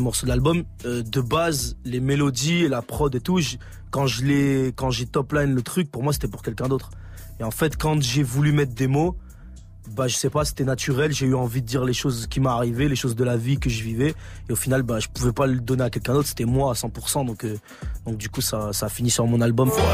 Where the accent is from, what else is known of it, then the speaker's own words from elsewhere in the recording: Grenoble, Auvergne-Rhône-Alpes, France; je viens de Grenoble